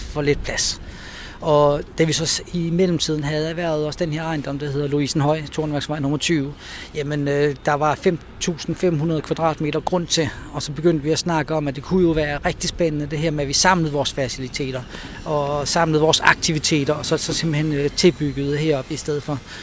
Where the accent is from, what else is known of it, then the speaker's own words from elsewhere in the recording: Rønne, Capital Region of Denmark, Denmark; jeg er født her på Bornholm øh, i Rønne. Øh, jeg har tre søskende. Jeg, øh, vi voksede op ude på, på Slåenvej